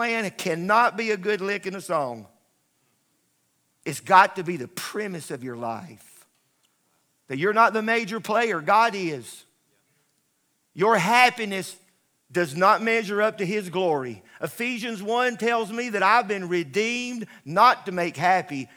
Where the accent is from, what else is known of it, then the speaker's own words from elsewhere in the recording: United States; I'm an American, I'm a flag waver